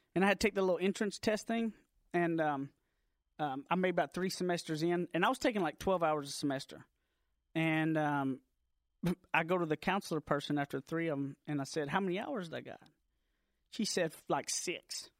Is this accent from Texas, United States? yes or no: yes; Deep East Texas, United States; moved away as an adult; now in Dallas, United States; I grew up out in Deep East Texas, like a little, little town. I graduated from Carlisle High School